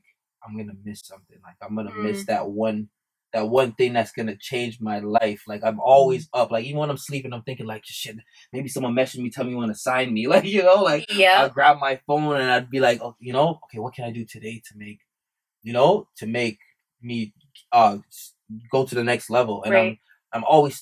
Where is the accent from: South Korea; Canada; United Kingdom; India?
Canada; first language English; I grew up as a Canadian. Like, you know, English is my first language